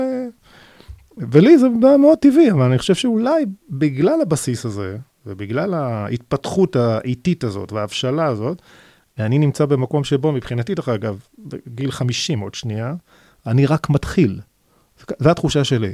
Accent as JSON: {"language": "Hebrew", "town": "Or Yehuda", "region": "Tel Aviv District", "country": "Israel", "tie": "born or raised there", "moved": "yes", "lives_now": "Binyamina, Israel", "said": "כשהגעתי לצבא ו... ו... ואמרתי שאני מאור יהודה, זו הייתה קללה"}